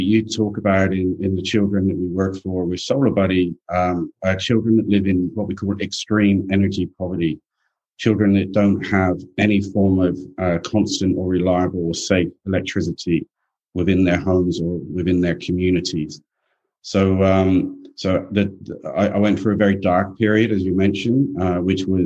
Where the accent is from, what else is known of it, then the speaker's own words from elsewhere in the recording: England, United Kingdom; now in Australia; I grew up in England